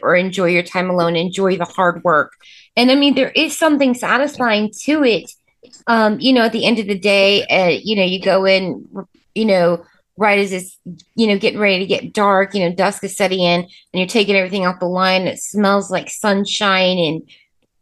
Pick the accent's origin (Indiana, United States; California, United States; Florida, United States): Indiana, United States; Indianapolis; We're from Speedway in Indianapolis, you know, big city, crazy place, but we moved to the suburbs.